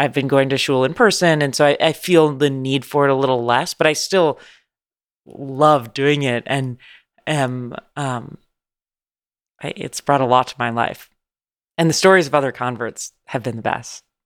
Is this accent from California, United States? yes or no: yes; San Francisco, California, United States; moved away as an adult; now in Los Angeles, United States; I'm from San Francisco, California, born and raised.